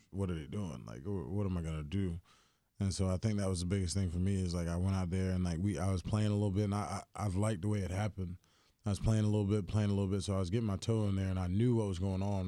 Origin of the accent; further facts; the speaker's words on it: Greensboro, North Carolina, United States; now in Houston, United States; when I grew up, the farm league team, we were the Greensboro Bats